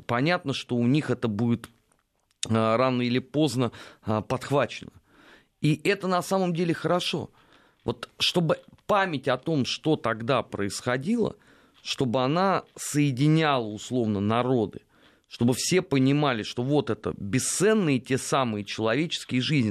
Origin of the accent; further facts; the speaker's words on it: Moscow, Russia; я как бы коренной москвич